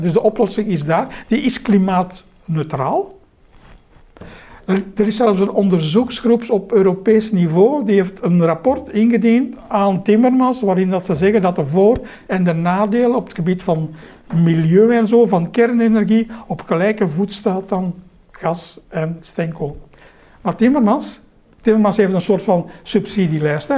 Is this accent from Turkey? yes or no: no; Belgium; als Belg